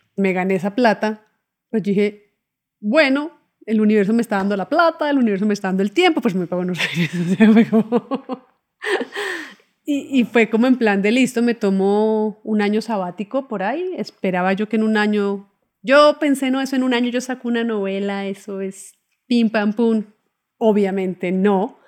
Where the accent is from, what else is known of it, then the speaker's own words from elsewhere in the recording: Bogotá, Colombia; moved away as an adult; also born or lived in Cuba / Buenos Aires, Argentina; yo me fui de, mm, de Bogotá a estudiar cine en Cuba